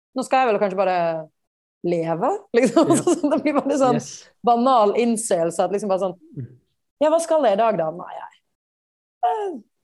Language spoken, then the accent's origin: Norwegian; Bergen, Vestland, Norway; moved away as an adult; also born or lived in India; now in New York, United States; Jeg ble på en måte en storbyjente selv om jeg vokste opp i Bergen